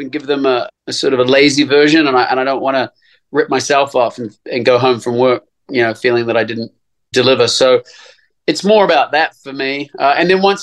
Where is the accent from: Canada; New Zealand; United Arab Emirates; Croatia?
New Zealand; I grew up in New Zealand